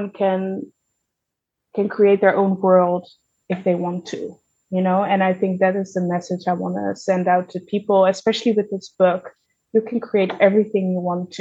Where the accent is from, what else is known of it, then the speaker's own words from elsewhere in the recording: Zeeland, Netherlands; I grew up in Zeeland